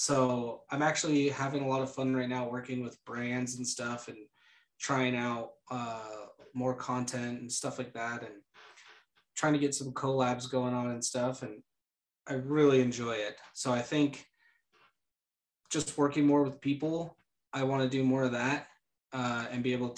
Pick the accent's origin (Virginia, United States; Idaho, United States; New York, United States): Idaho, United States; I'm from Idaho, aren't I? Dang it.